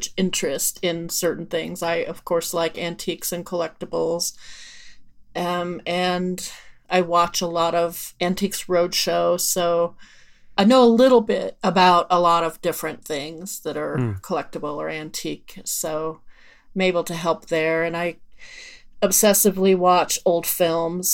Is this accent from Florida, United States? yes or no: no; Erie, Colorado, United States; I'm from Erie, Colorado